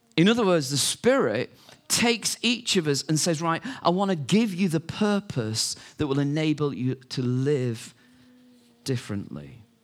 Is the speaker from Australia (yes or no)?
no; United Kingdom; we're British